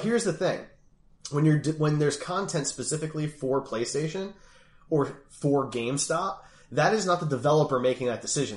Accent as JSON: {"language": "English", "town": "Philadelphia", "region": "Pennsylvania", "country": "United States", "said": "I'm from Philly"}